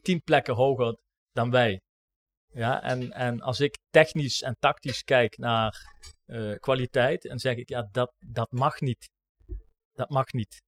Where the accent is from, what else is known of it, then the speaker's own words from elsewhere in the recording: Maastricht, Limburg, Netherlands; als Maastrichtenaar binnen Roda